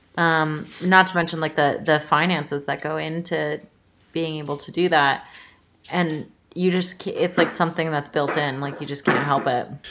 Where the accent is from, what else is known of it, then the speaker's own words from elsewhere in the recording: suburbs of Chicago, Illinois, United States; moved away as an adult; also born or lived in New York / San Francisco; now in Montana, United States; I'm from Illinois, like I mentioned. I grew up, uh, sort of the suburbs of Chicago